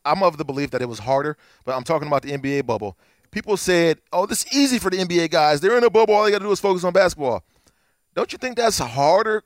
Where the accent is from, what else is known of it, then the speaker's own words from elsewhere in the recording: Akron, Ohio, United States; I'm from Akron